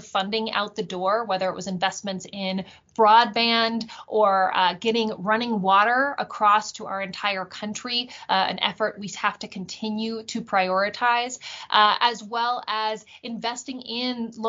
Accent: New Mexico, United States; growing up in New Mexico. My grandparents immigrated from Mexico to pick cotton.

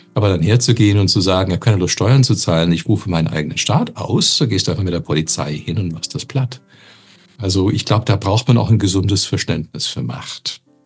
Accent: Canada; now in Germany; als Kanadier

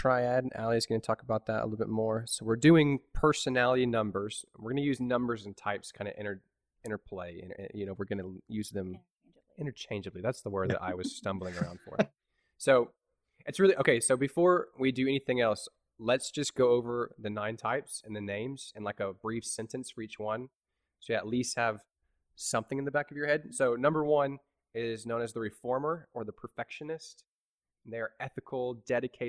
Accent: Kansas City, Missouri, United States; I grew up in and around Kansas City and in Missouri

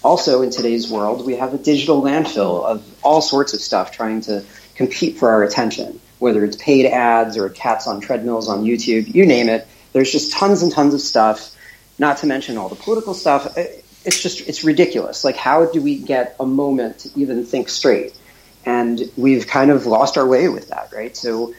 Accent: Pomona, New York, United States; I was born and raised near Muncie. I grew up in Pomona, if you all know the area.

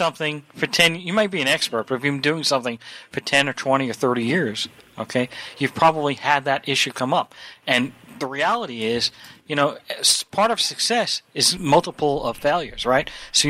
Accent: Long Island, New York, United States; now in California, United States; Matt and I grew up in New York on Long Island, okay, and we're transplants to California.

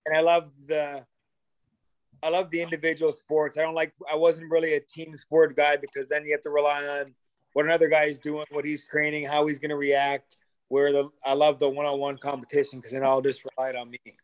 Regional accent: Sarnia, Ontario, Canada; We both played hockey growing up in Sarnia

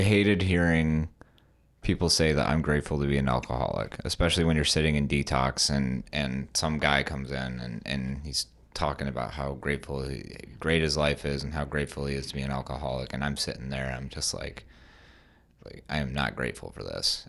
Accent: West Michigan, United States; I'm from West Michigan, but, like, so I've always been around Grand Rapids

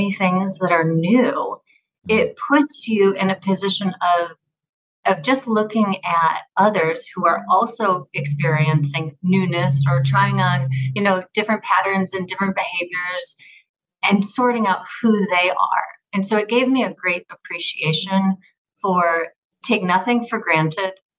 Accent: United States; also born or lived in Florida / Switzerland; As an American

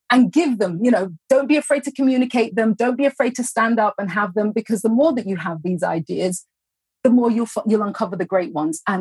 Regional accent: Mumbai, Maharashtra, India; I'm a college student majoring in psychology and education studies, and I'm from

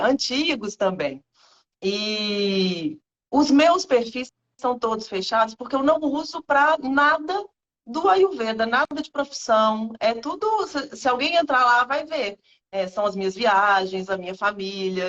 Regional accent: Minas Gerais, Brazil; moved away as an adult; now in Rio de Janeiro, Brazil; eu sou mineira

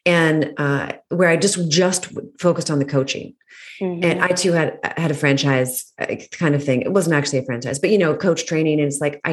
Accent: Fairfax, Virginia, United States; moved away; I grew up in Northern Virginia

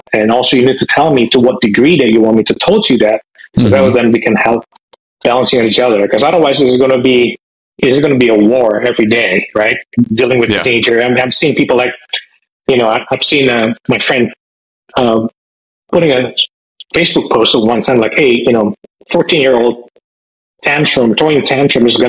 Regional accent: Indonesia; moved away as an adult; also born or lived in San Francisco Bay Area, United States; now in Bay Area, United States; I'm originally from Indonesia. I came to the United States as a foreign student when I was after finishing high school

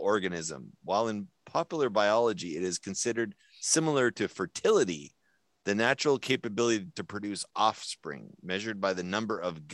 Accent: East Coast, United States; we're from the East Coast

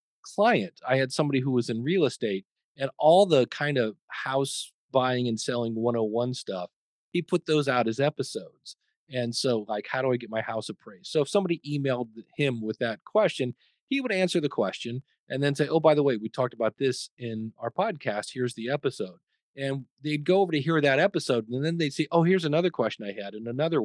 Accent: Akron, Ohio, United States; my hometown, Akron, Ohio

